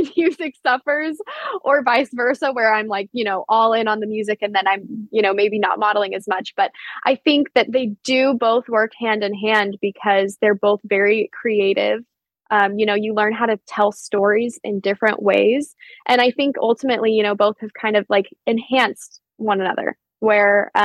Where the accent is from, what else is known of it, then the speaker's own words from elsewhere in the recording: Denver, Colorado, United States; it's just outside of Denver, which is my hometown where I mainly grew up